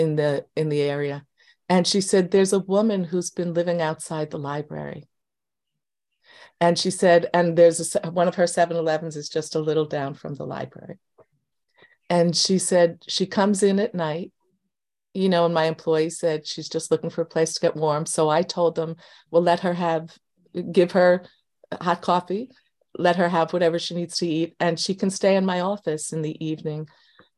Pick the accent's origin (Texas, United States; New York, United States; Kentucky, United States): New York, United States; New York City; now in Long Island, United States; I was born in Queens, lived in Queens most of my adult life. I now live on Long Island.